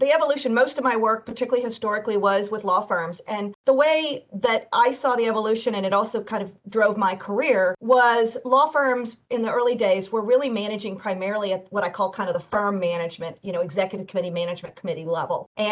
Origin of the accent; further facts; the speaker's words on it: Oak Ridge, Tennessee, United States; I'm from a science town, Oak Ridge, Tennessee, where they did a lot of the research in nuclear issues